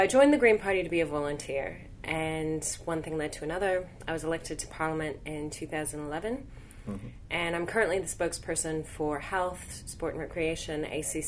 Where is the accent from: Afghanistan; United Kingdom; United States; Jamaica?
United States; moved away as an adult; now in New Zealand; I'm originally from the United States